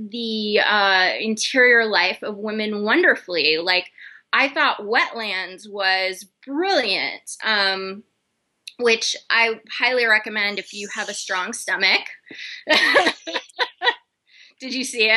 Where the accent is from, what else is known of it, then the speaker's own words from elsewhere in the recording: Texas, United States; now in New York, United States; I'm Jewish, I'm from Texas, I live in New York